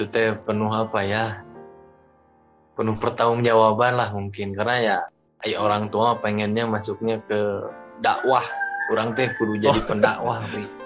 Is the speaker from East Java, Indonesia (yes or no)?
no; Sumedang, West Java, Indonesia; Alhamdulillah saya asli dari Sumedang